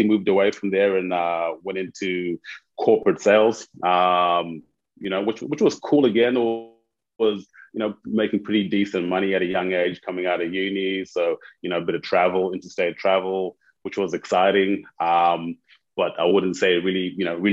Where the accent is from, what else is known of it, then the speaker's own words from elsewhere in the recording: Zimbabwe; moved away as an adult; I'm originally from Zimbabwe. I moved here for uni many years ago.